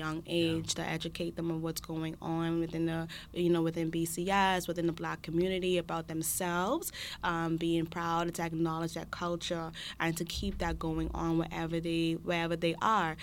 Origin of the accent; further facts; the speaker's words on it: Bahamas; now in Charlottetown, Canada; I'm from the Bahamas